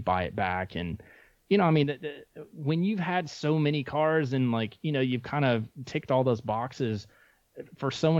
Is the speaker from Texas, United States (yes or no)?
yes; Texas, United States; as a kid growing up in Texas